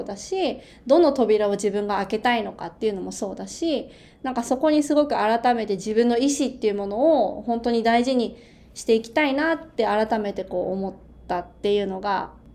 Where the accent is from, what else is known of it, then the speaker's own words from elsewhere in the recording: Japan; also born or lived in Beijing, China; 日本人であることを明かすことがあまり安全じゃない外交事情とかっていう時がある時にその留学をしてた